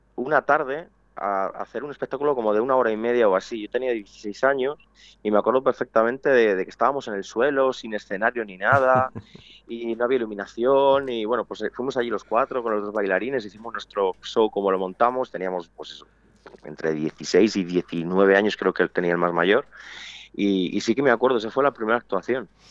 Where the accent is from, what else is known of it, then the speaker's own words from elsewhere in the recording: Pedrajas de San Esteban, Castile and León, Spain; aquí en Pedrajas, en mi pueblo